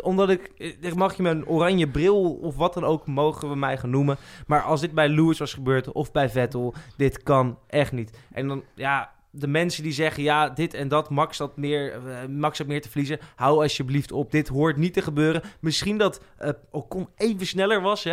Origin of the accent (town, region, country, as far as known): Netherlands